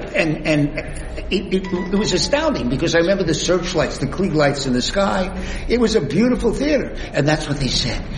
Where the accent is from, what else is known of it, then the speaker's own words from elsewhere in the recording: Miami, Florida, United States; moved away; also born or lived in New York; I grew up in Miami